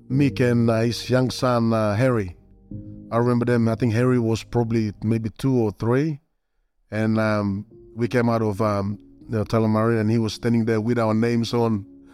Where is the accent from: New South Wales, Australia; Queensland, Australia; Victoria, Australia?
Queensland, Australia; Brisbane; now in Melbourne, Australia; And we all are not from here. I'm from Brisbane and I'm with the Broncos